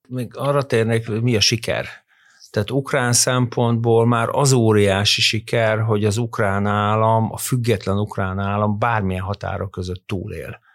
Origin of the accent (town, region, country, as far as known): Hungary